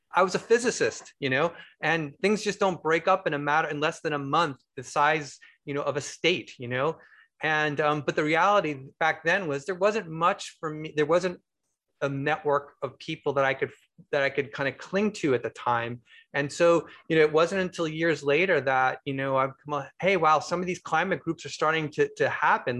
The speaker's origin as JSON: {"language": "English", "area": "Bay Area", "region": "California", "country": "United States", "said": "I'm actually from the Bay Area"}